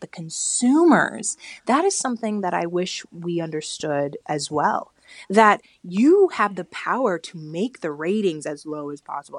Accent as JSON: {"language": "English", "town": "Bakersfield", "region": "California", "country": "United States", "tie": "born or raised there", "said": "I grew up in Bakersfield, California"}